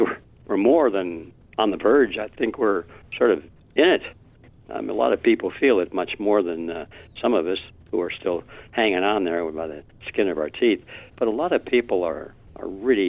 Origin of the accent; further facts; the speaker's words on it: Detroit, Michigan, United States; Detroit. It wasn't the best part of town, but at least we had a roof